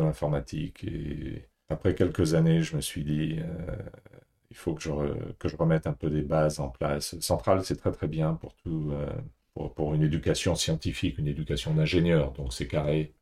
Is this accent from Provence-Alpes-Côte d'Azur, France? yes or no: no; Paris, Île-de-France, France; moved away as an adult; also born or lived in Asia / Singapore; j'ai grandi à Paris